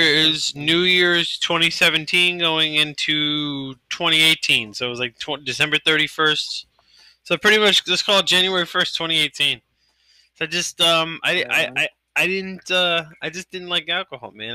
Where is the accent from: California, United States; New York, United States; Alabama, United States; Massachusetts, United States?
New York, United States